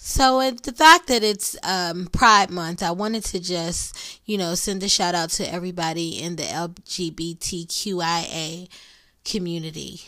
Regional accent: Pittsburgh, Pennsylvania, United States; accent: Pittsburgh; my Pittsburgh accent.

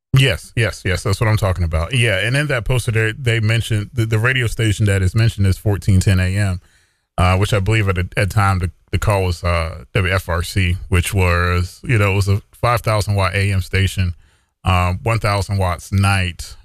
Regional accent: Ahoskie, North Carolina, United States; also born or lived in Gates County, North Carolina / Raleigh, North Carolina; my hometown radio station, uh, W R C S and W Q D K and Ahoskie and, uh, Ahoskie, North

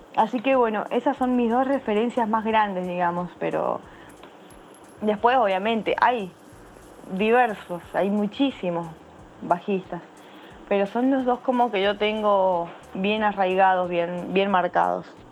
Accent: San Juan, Argentina; yo soy de la provincia de San Juan, eso está ubicado en la región de Cuyo, en, Argentina.

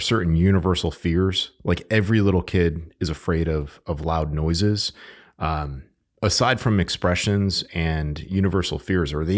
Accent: Connecticut, United States; moved away; I'm originally from Connecticut

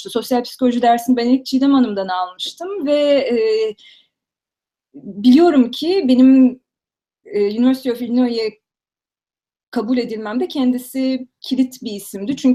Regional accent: Istanbul, Turkey; Um, işte dediğim gibi İstanbul'da doğdum. İlkokulu Nurettin Teksenik Okulu'nda okudum. Fenerbahçe'de belki bilenler vardır.

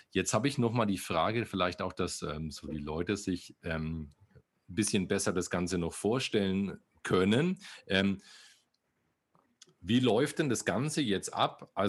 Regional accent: Bavaria, Germany; Ja, okay, na, ne, ich komme aus Bayern, so weit weg sind wir

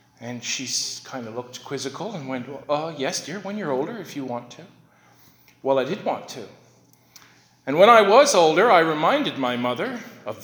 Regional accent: Sydney, Nova Scotia, Canada; I was born in Sydney City Hospital

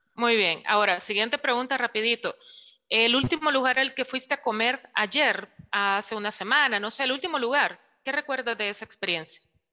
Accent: El Salvador; nosotros lo asociamos mucho acá en la cultura salvadoreña

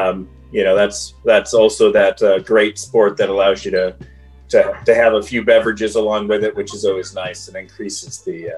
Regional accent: Woodhaven, Michigan, United States; moved away as an adult; now in Grand Rapids, United States; I am 48. I come from Grand Rapids, Michigan, originally from the Woodhaven area there with Ace, but I moved out to Grand Rapids, Michigan in the early 2000s.

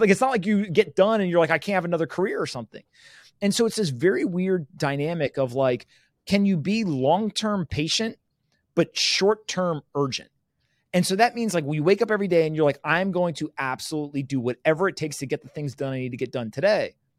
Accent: United States; first language English; I was born in the United States where there was rule of law

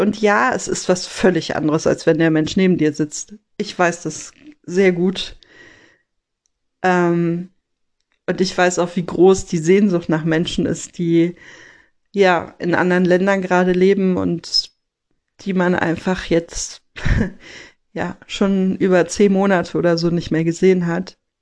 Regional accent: Rhineland, Germany; bei uns im Rheinland

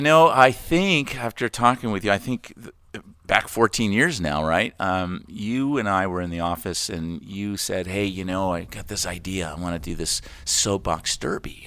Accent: United States; also born or lived in Connecticut / Florida / Renton, Washington; now in Camano Island, United States; I grew up in Connecticut in Florida

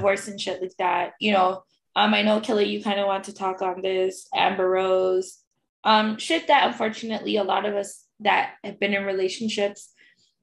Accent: Toronto, Ontario, Canada; we're from Toronto

